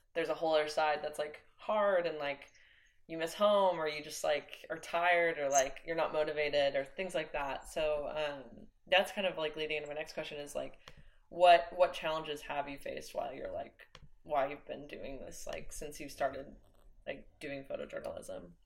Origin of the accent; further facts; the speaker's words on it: Oklahoma, United States; I'm from Oklahoma. That's where I was born and raised.